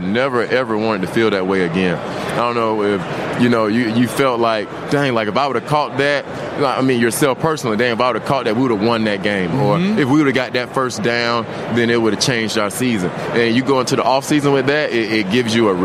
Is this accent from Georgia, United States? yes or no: yes; Georgia, United States; I'm a country guy, man. I'm from Georgia